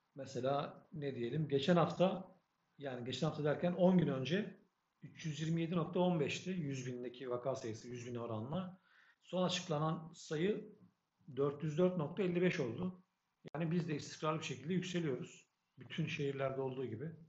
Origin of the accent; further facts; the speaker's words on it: Adapazarı, Sakarya, Turkey; ben kaç yıllık Adapazarılıyım